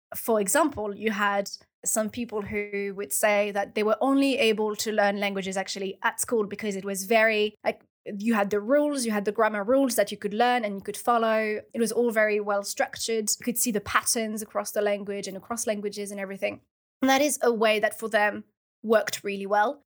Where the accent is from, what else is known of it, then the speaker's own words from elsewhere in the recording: France; first language French; English is a second language; moved away; my first language is French because I'm French and I was born in France